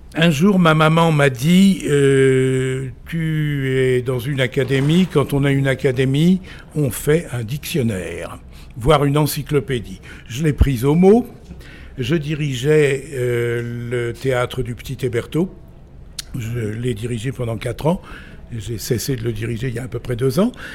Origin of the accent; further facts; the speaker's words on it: Vézelay, Bourgogne-Franche-Comté, France; also born or lived in Saint-Révérien / Quebec; je suis revenu à Vézelay où j'ai fait 7 euh, ans d'études secondaires, euh, primaires puis secondaires